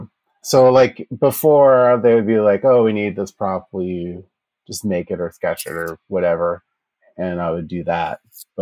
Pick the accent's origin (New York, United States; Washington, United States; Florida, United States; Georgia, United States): Georgia, United States; Fayetteville; I was born in Georgia, Fayetteville, Georgia.